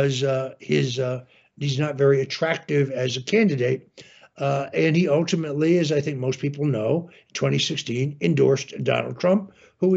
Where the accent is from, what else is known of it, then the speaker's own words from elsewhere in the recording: New Canaan, Connecticut, United States; also born or lived in Norwalk, Connecticut; I originally was born, in the city of Norwalk, and where I grew up in New Canaan, Connecticut.